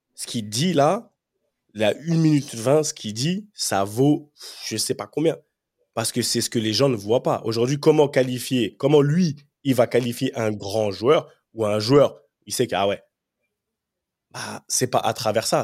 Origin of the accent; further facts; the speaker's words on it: France; moved away; also born or lived in England; j'ai grandi en France, je suis arrivé en Angleterre.